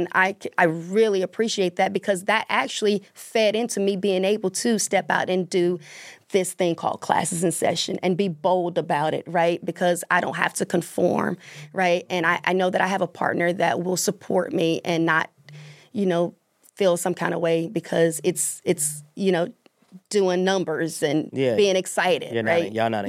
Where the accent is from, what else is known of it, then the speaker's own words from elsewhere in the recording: the South, United States; I was in a marriage for 17 years and I grew up in the South